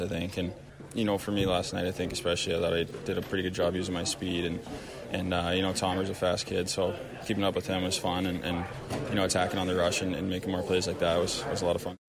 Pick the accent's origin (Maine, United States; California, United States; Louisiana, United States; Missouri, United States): Missouri, United States; St. Louis; I grew up with him in St. Louis. He was an Oakville guy. I was South County as well.